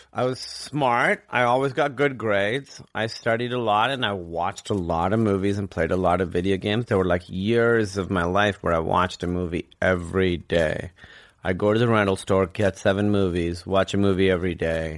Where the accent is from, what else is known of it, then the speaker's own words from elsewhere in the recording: Karachi, Sindh, Pakistan; moved away as an adult; also born or lived in Grinnell, Iowa / New York; I grew up in Karachi, which is, like, the biggest city in Pakistan.